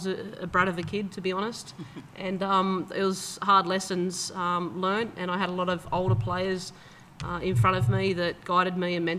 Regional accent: Campbelltown, New South Wales, Australia; I grew up in Campbelltown in the western suburbs of Sydney.

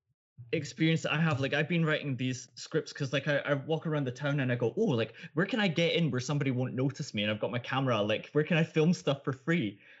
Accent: Scotland, United Kingdom; now in Norway; And I, as a Scottish guy living in Norway, can learn that your film is online and then be watching it 2 minutes later.

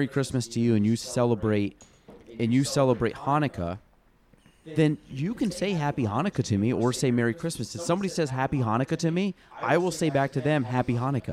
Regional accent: Chazy, New York, United States; I'm from Chazy, so, like, the chicken farm

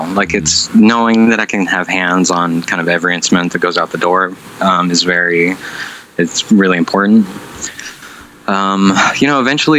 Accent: Chicago, Illinois, United States; I'm from Chicago

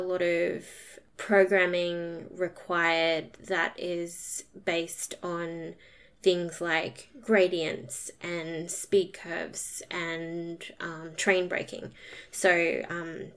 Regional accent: Townsville, Queensland, Australia; I studied at James Cook University, which was in my hometown in Townsville

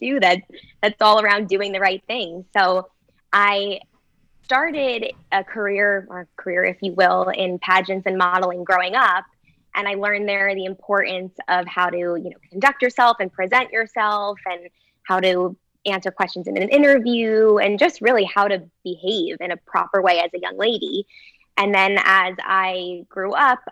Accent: New Jersey, United States; I'm from New Jersey.

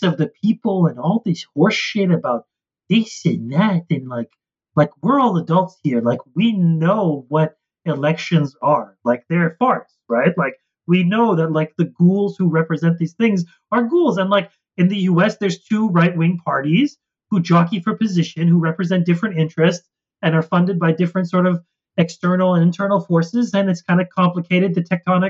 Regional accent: Canada; also born or lived in United States; as a Canadian.

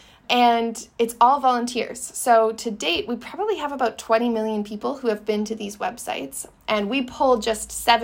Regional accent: Canada; I'm Canadian

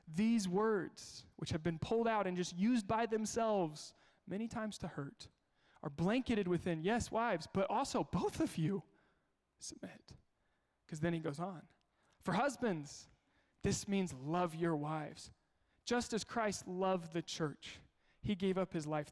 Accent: Kansas, United States; I'm from Kansas

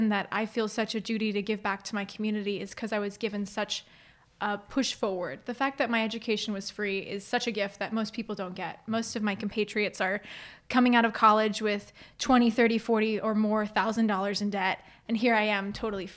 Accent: Fort Wayne, Indiana, United States; I so grew up in the area, went to Northwest Allen County Schools, lived on the north side of town

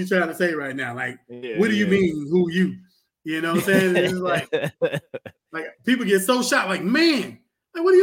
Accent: Pensacola, Florida, United States; I grew up in Montclair, and anybody from Pensacola know Montclair is the rougher side.

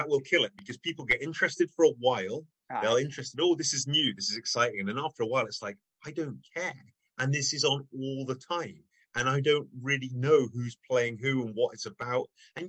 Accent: Bristol, South West England, United Kingdom; now in Scotland, United Kingdom; I despite my accent, I consider myself Scottish, and so I support Scotland. I grew up in Bristol, so I support Gloucestershire.

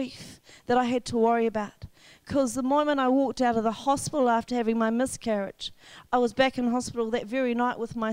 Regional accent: Wellington, New Zealand; moved away as an adult; now in Whangarei, New Zealand; I was raised in Wellington

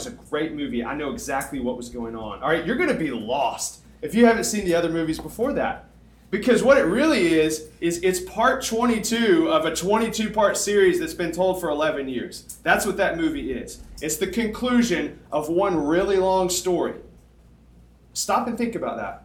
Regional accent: Tuscumbia, Alabama, United States; moved away; My hometown, when I moved from Tuscumbia, I moved from a town of 7,000 people to 7 million people

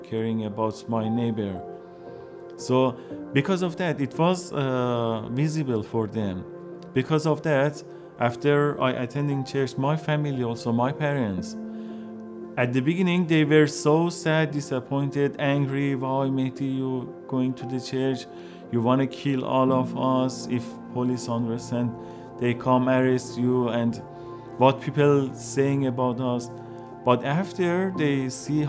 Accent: Iran; English is a second language; moved away as an adult; also born or lived in Turkey; now in Canada; I was born in a Muslim family. Starting asking questions from them about religion, they couldn't answer me, and also in school, mosque, but no one could answer me. And then I left my house, my city, to south of Iran

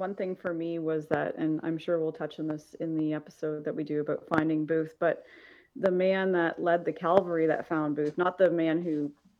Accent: Canada; being a Canadian

